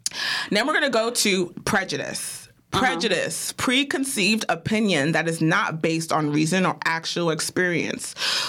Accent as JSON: {"language": "English", "region": "New York", "country": "United States", "said": "It's giving. I'm from New York."}